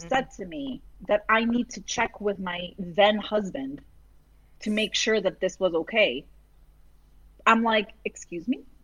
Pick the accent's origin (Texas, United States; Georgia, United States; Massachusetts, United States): Massachusetts, United States; born or raised there